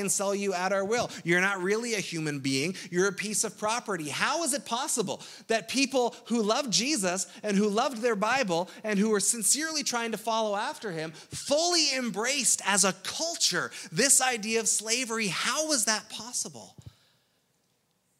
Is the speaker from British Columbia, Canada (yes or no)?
no; Ontario, Canada; as a Canadian